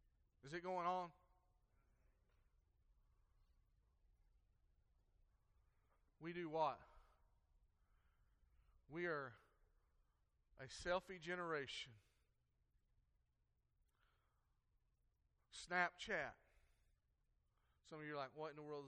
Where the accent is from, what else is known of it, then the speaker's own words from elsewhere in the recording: United States; how do they know I'm an American